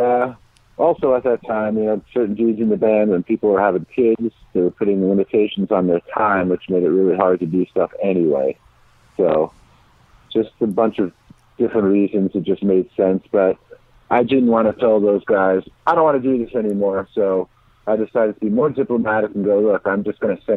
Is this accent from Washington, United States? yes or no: no; New York City, New York, United States; moved away as an adult; I'm from Bayside, Queens